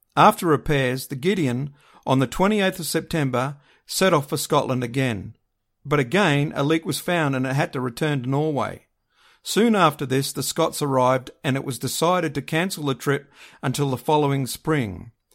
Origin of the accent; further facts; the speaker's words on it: Australia; being an Aussie